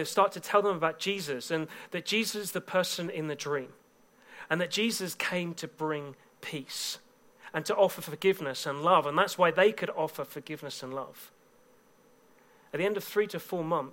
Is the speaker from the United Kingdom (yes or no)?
yes; England, United Kingdom; I'm from England